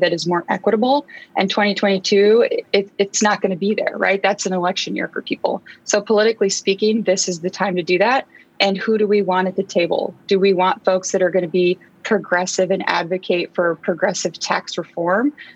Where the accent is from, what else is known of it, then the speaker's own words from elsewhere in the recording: Eastern Washington, United States; English is a second language; So I grew up in Eastern Washington.